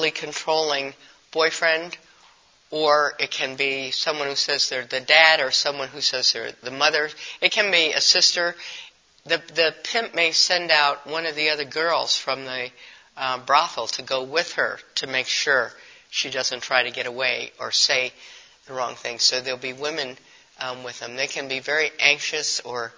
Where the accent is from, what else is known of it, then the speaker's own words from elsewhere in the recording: Milwaukee, Wisconsin, United States; In our city, I'm from Milwaukee